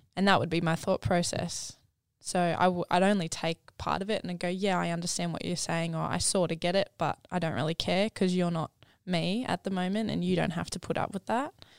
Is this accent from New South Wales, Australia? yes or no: no; Gold Coast, Queensland, Australia; I grew up down on the Gold Coast with a family of five